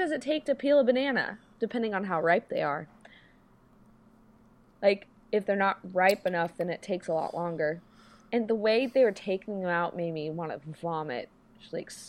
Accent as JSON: {"language": "English", "country": "United States", "said": "I'm American"}